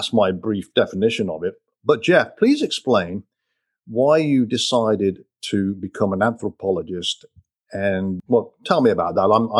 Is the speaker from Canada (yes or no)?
no; Coventry, West Midlands, United Kingdom; I was born and raised in Coventry, England